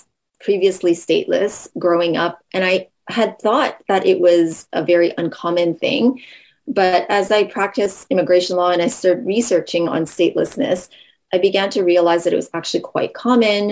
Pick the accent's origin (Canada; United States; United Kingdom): Canada; British Columbia interior; now in Ottawa, Canada; I grew up in BC